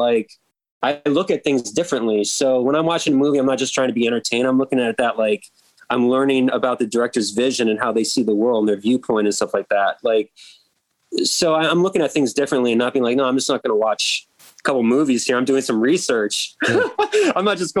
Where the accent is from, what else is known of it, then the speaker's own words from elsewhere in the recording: Seattle, Washington, United States; born there; also born or lived in Midwest / Florida; now in Baltimore, United States; I mean, I was born out in Seattle, which is very different. Mm-hmm. Lived in the Midwest, which is very different. Lived down in Florida, which is very different.